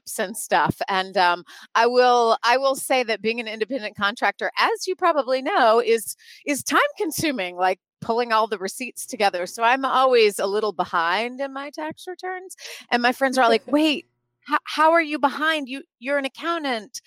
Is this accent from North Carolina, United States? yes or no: yes; North Carolina, United States; moved away as an adult; now in Chicago, United States; I actually grew up in North Carolina